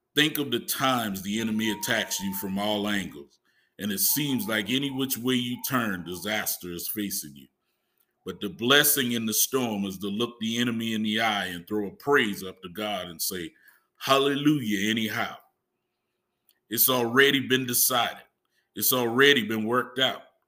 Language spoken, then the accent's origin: English; Huger, South Carolina, United States; accent: Geechee; I'm from Hughie, a small town outside of Charleston. We're described as geeky in how we speak